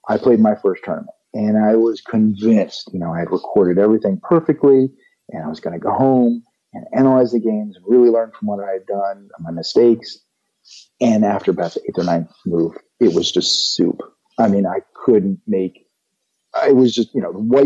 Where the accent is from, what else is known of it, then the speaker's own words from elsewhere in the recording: West Virginia, United States; my growing up in West Virginia